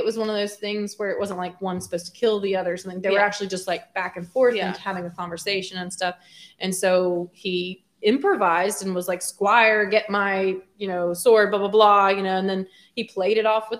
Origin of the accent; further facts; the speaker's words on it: the South, United States; I'm born and raised in the South.